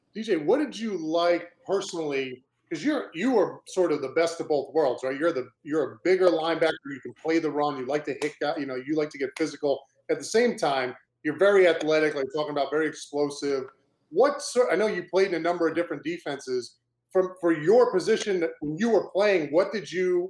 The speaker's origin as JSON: {"language": "English", "area": "Cape Cod", "region": "Massachusetts", "country": "United States", "tie": "born or raised there", "said": "growing up in Cape Cod, Massachusetts."}